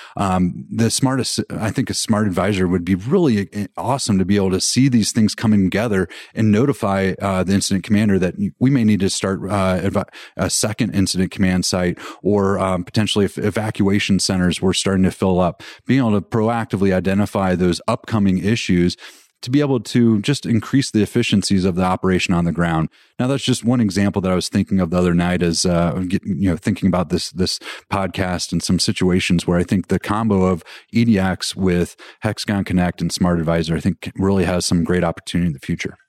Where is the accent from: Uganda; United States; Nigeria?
United States; Colorado; I'm from Colorado